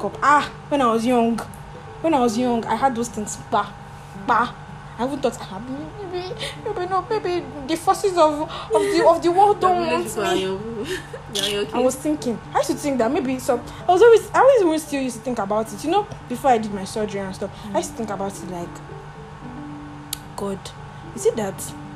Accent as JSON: {"language": "English", "country": "Nigeria", "said": "I'm such a Nigerian"}